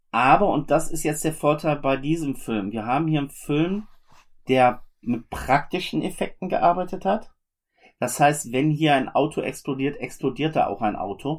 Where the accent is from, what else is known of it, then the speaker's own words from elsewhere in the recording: Germany; also born or lived in Oberhausen; bei uns in Deutschland oder im deutschsprachigen Raum